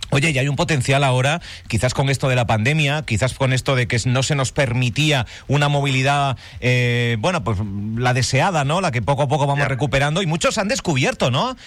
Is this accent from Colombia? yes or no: no; Galicia, Spain; moved away as an adult; now in Fuerteventura, Spain; Yo soy gallego